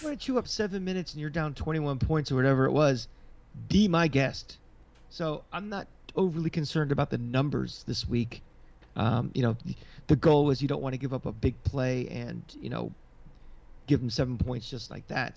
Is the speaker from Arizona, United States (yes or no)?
no; Tampa, Florida, United States; moved away; I'm from Tampa